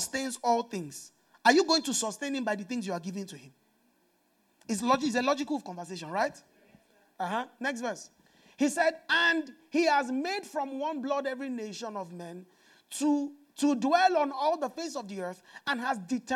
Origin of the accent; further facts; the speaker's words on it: Nigeria; I'm from Nigeria